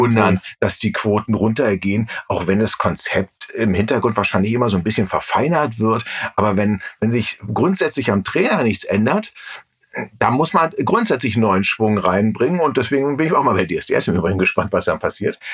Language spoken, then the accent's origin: German; Berlin, Germany; als Berliner